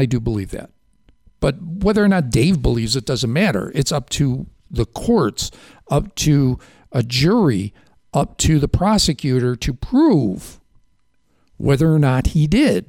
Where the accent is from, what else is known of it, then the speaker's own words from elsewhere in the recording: Chicago, Illinois, United States; now in New York, United States; I grew up in Chicago.